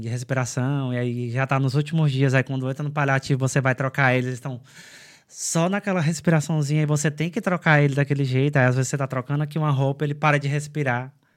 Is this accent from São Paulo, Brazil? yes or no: no; São Benedito, Ceará, Brazil; moved away as an adult; also born or lived in Quixadá; now in Ireland; São Benedito, que é a minha cidade